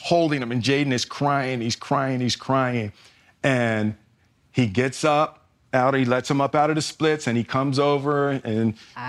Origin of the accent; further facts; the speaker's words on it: Philadelphia, Pennsylvania, United States; moved away; I grew up in Philly